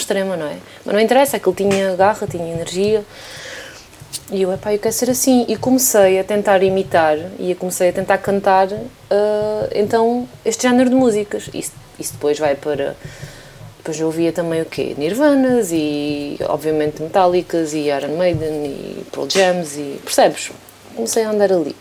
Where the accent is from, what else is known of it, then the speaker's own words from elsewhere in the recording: Elvas, Alentejo, Portugal; also born or lived in Badajoz, Spain; quando tinha 18 anos, estás a ver, em Elvas, na minha terra